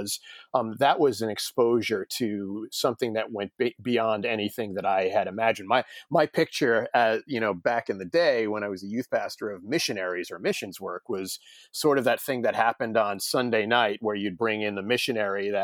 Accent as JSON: {"language": "English", "region": "New York", "country": "United States", "tie": "born or raised there", "also_born_or_lived": "Texas", "moved": "as an adult", "lives_now": "Connecticut, United States", "said": "I'm originally from New York, born and raised in New York, spent most of my life in New York"}